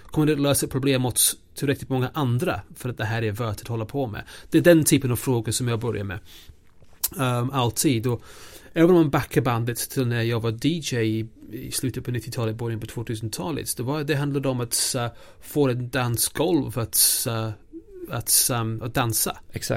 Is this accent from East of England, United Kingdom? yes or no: yes; a small village in eastern England, outside Norwich, East of England, United Kingdom; Swedish is a second language; now in Sweden; jag växte upp mitt i ingenstans, i en liten by i östra England, ehm, utanför Norwich